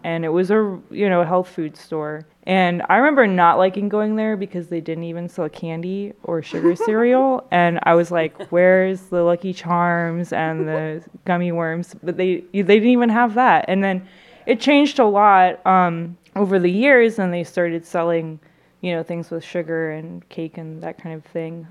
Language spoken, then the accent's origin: English; Austin, Texas, United States; now in St. Louis, United States; I'm from Austin, Texas, and I grew up going to Whole Foods